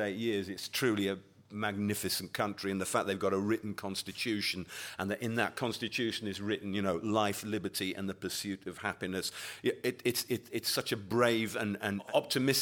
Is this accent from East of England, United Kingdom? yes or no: no; Yorkshire and the Humber, United Kingdom; I come from Yorkshire.